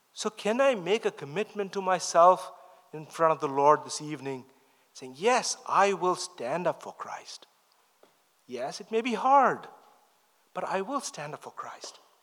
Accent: India; moved away; I grew up in the East, I'm from India

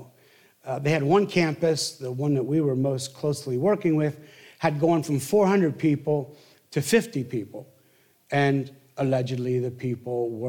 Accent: the Northeast, Pennsylvania, United States; I'm from the Northeast

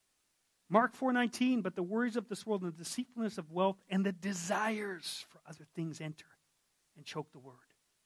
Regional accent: Yukon, Canada; I'm from the Yukon

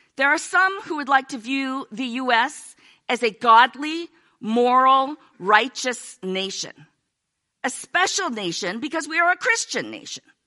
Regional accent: United States; we're American

